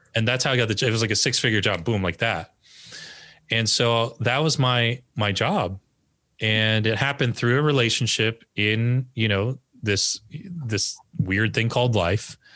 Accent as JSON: {"language": "English", "region": "northern New Jersey", "country": "United States", "tie": "born or raised there", "also_born_or_lived": "Berkeley, California", "said": "I grew up in northern New Jersey, the home of many Koreans"}